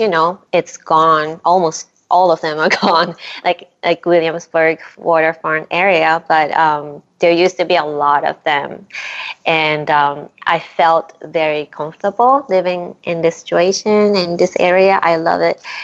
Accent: Japan; now in Brooklyn, United States; I grew up in Japan, the town of Milltown.

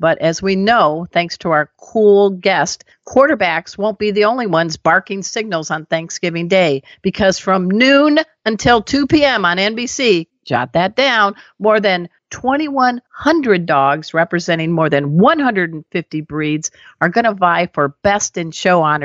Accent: Chicago, Illinois, United States; I'm from Chicago

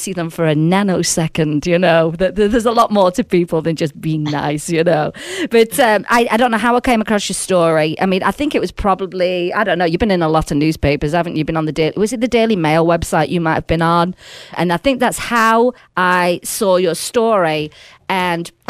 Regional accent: Sheffield, Yorkshire and the Humber, United Kingdom; now in Las Vegas, United States; I'm actually from Sheffield originally

